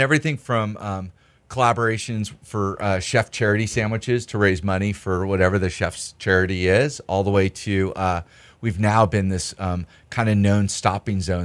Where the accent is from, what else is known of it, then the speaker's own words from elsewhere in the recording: Northern California, United States; now in Los Angeles, United States; We're both from Northern California